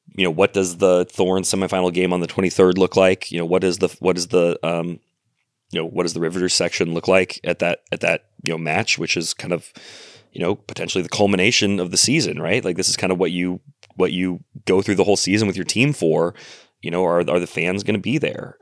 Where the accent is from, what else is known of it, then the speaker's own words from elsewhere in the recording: Tillamook, Oregon, United States; I'm from Tillamook and it is a huge source of pride for me.